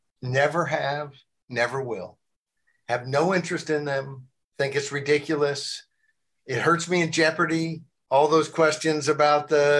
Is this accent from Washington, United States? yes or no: no; Arkansas, United States; also born or lived in New Jersey; now in Virginia, United States; I moved from New Jersey when I was 8 years old to Arkansas